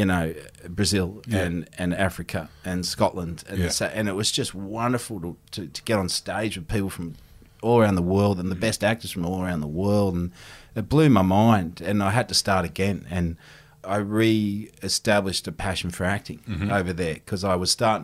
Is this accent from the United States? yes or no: no; Australia; moved away as an adult; also born or lived in London; I was Australian